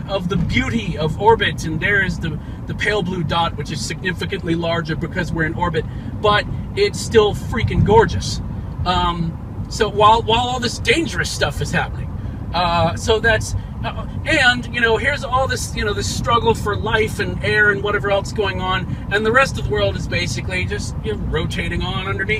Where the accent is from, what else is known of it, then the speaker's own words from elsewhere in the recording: Huntsville, Alabama, United States; I grew up in Huntsville, Alabama